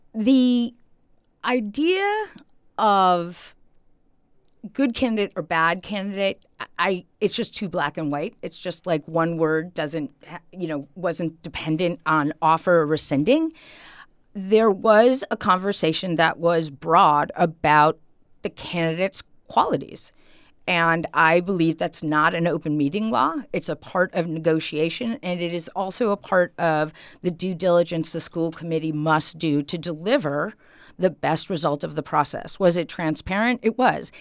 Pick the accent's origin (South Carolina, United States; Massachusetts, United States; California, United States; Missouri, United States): Massachusetts, United States; Holyoke; now in Easthampton, United States; I grew up in Ward Four in Holyoke